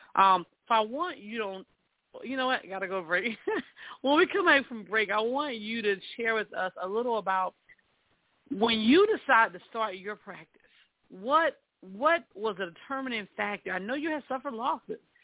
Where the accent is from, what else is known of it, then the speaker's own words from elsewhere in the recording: South Carolina, United States; moved away; I'm originally from South Carolina